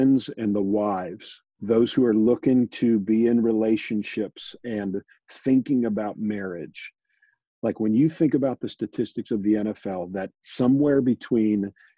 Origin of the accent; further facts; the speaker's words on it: Pittsburgh, Pennsylvania, United States; born and raised in Pittsburgh